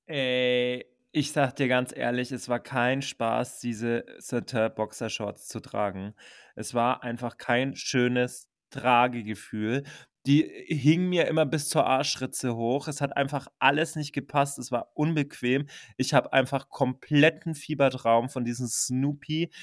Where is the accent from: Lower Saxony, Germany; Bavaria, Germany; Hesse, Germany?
Bavaria, Germany; Franconian Switzerland; Mit den 30 Einwohnern, wo ich aufgewachsen bin